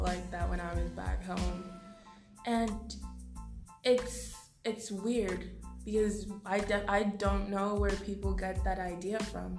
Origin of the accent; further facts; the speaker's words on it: Canada; Growing up in Canada and having your parents like grow up and live in Nigeria